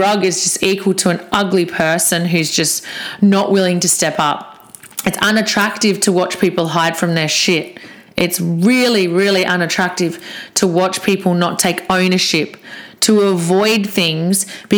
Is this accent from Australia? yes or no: yes; Australia; I'm Aussie.